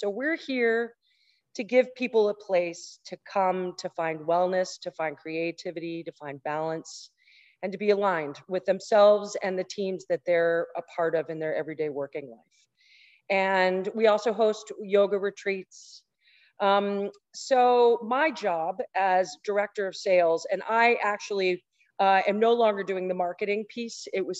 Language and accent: English; Texas, United States; born there; I was born in Texas.